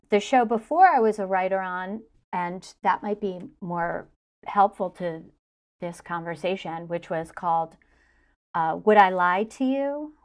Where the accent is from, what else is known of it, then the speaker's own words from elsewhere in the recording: Maine, United States; also born or lived in Newtown, Connecticut / Chicago; now in New York, United States; I was born in Connecticut, but then we moved to Maine, eh, during my formative years